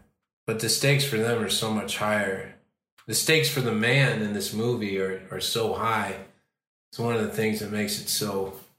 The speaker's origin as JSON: {"language": "English", "town": "Chicago", "region": "Illinois", "country": "United States", "said": "because I'm from Chicago, or I started acting in Chicago anyway"}